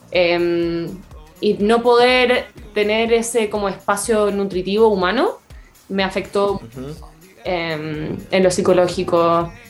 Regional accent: Canada; me pude ir de Canadá porque soy canadiense también.

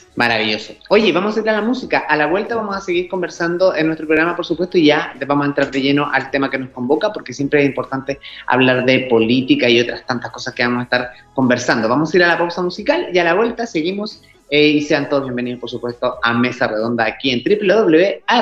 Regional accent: Chile; nuestro país

